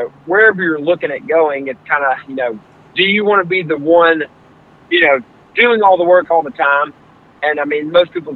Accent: Hoover, Alabama, United States; I'm from Hoover, Alabama, Birmingham, Alabama

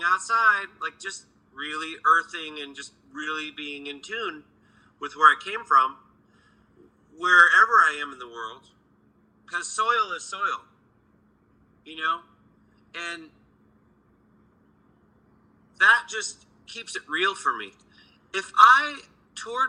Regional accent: Minnesota, United States; also born or lived in Los Angeles, California; now in Nashville, United States; I grew up in Minnesota

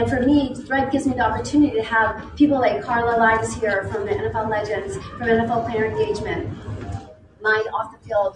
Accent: Pittsburgh, Pennsylvania, United States; moved away; also born or lived in Arizona; growing up in Pittsburgh

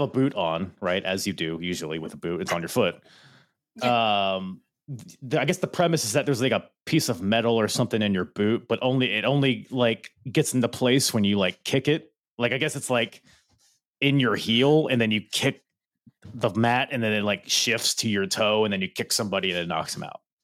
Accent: Philippines; I'm Filipino

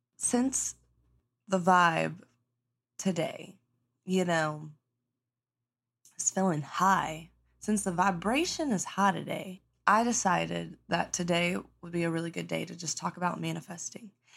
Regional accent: the South, United States; I grew up in the South, you know, good old South

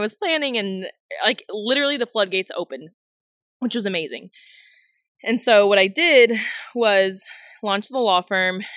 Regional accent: Houston, Texas, United States; moved away as an adult; also born or lived in Kentucky; I'm born and raised in Houston

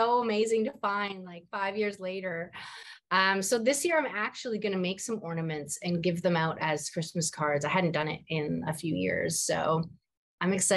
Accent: Vancouver, British Columbia, Canada; moved away as an adult; now in Toronto, Canada; I'm from Vancouver. My parents still live in Vancouver. I live in Toronto

